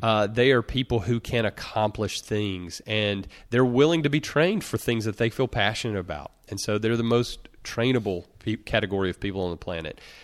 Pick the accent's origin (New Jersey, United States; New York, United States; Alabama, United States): Alabama, United States; Russellville; the only person from my hometown of small town Russellville, Alabama, in rural Alabama